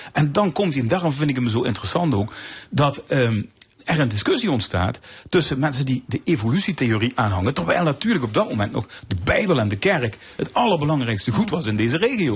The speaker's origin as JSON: {"language": "Dutch", "country": "Netherlands", "said": "als Nederlander"}